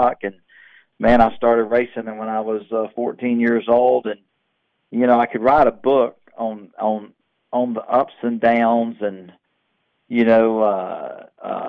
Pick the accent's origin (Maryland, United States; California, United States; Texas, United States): Texas, United States; Houston; growing up in Houston, Texas